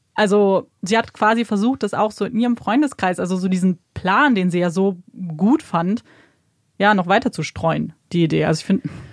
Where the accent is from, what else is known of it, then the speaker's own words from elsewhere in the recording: Germany; bei uns in Deutschland